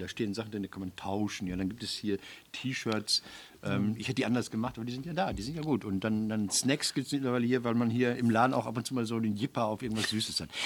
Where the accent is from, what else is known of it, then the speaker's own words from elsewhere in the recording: Marl, North Rhine-Westphalia, Germany; In Mahl, wo ich herkomme